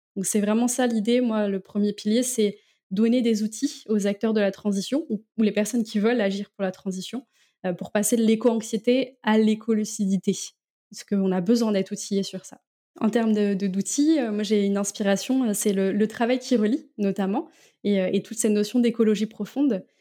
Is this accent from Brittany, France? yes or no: yes; Landerneau, Brittany, France; moved away as an adult; now in Rennes, France; je suis originaire du Finistère